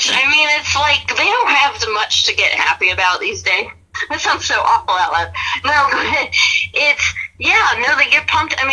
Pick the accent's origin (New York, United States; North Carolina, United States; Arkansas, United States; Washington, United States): New York, United States; born there; Well, I mean, I'm I was born in New York.